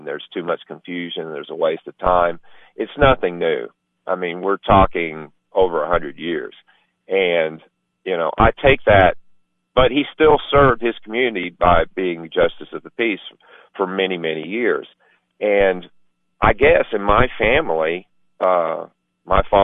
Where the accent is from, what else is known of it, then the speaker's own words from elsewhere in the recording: White County, Tennessee, United States; I'm from White County